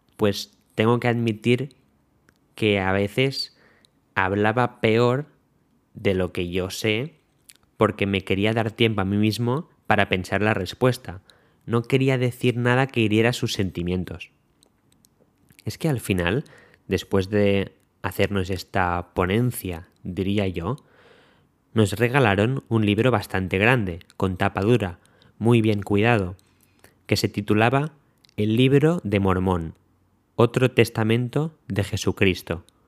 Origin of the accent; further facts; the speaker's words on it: Spain; nos preguntaron que de dónde éramos, dijimos que de España